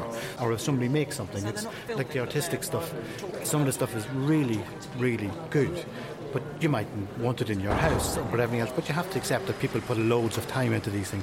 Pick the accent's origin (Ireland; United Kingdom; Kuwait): Ireland; Dundalk, Leinster; I'm an Irish honey judge. And I come from a place called Dundalk, which is on the east coast of Ireland